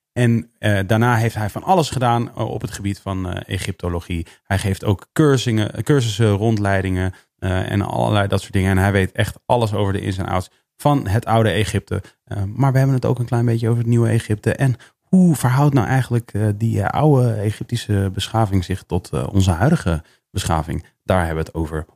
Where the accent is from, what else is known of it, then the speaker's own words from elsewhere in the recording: Netherlands; wij in Nederland